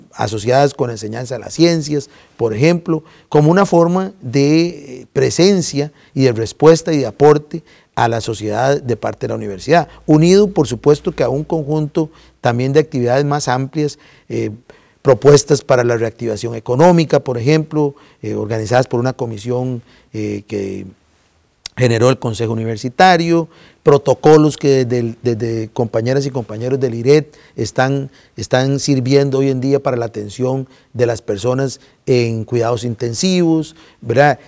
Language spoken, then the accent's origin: Spanish; Costa Rica; como sociedad costarricense